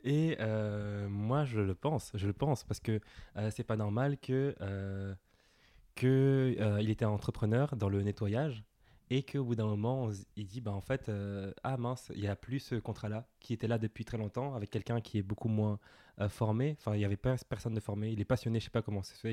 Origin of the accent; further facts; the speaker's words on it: Villepinte, Île-de-France, France; j'ai grandi à Villepinte, je suis né à Villepinte, euh, en banlieue parisienne.